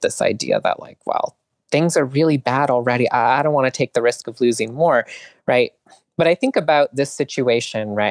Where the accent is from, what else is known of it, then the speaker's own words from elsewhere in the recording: Canada; I grew up in Canada